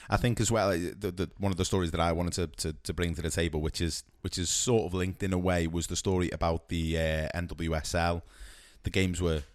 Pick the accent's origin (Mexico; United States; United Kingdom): United Kingdom; for us as as British football fans